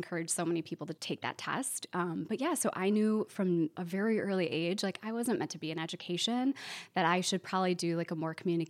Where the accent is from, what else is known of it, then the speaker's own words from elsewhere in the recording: Glenview, Illinois, United States; when you're a Chicagoan, you have to be specific and say, like, I'm not from the city itself. I'm from the suburbs. So I grew up in a small suburb called Glenview.